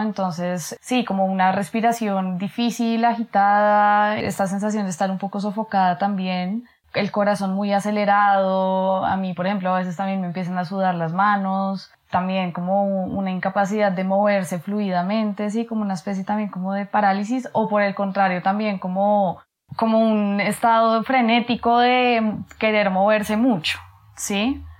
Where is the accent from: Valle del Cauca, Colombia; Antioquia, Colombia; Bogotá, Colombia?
Bogotá, Colombia; nací en Bogotá, en Colombia